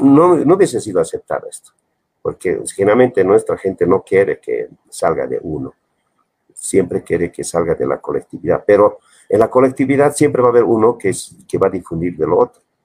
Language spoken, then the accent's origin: Spanish; Bolivia; me han dado mi carrera de identidad boliviana